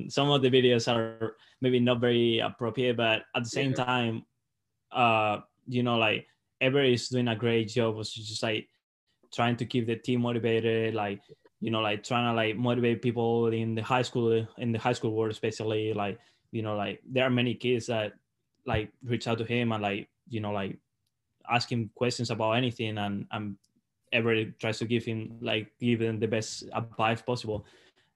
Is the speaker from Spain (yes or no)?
yes; Salamanca, Castile and León, Spain; English is a second language; moved away as an adult; now in Mississippi, United States; I was at home, so I got to train like, you know, in my hometown. Like it's an awesome place to train.